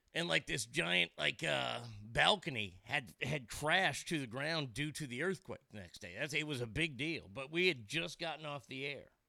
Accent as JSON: {"language": "English", "region": "Texas", "country": "United States", "moved": "yes", "said": "I'm a flatlander. I'm from Texas."}